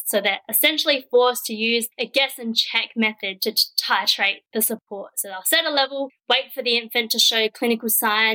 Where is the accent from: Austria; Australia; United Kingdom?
Australia; Perth, Western Australia; moved away as an adult; also born or lived in Melbourne; I grew up in Perth and I went straight into a Bachelor of Science at the University of Western Australia